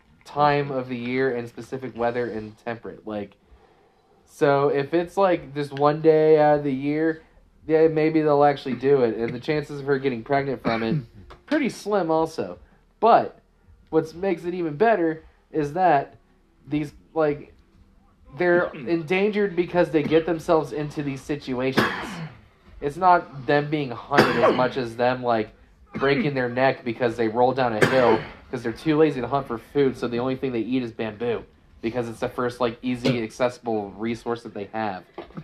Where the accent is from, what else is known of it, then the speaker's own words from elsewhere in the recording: Maryland, United States; I'm from Maryland, yeah.